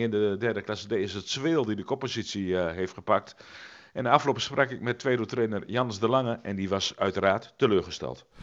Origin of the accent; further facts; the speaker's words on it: Veenoord, Drenthe, Netherlands; En mijn oude clubje, want ik, ik kom uit Veenhoord.